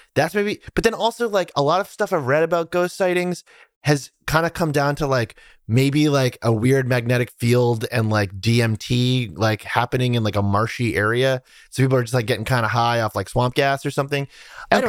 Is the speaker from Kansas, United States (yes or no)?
no; near Salem, Massachusetts, United States; I grew up near Salem, Massachusetts, which is like a deeply haunted place